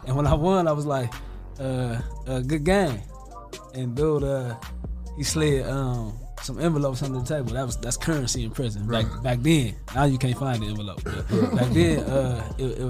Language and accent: English; Toledo, Ohio, United States; I love the north side. Like that's where I grew up and raised